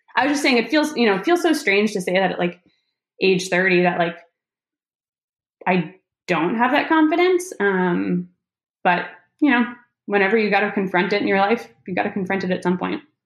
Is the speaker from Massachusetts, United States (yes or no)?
yes; Massachusetts, United States; now in North Carolina, United States; I'm from Massachusetts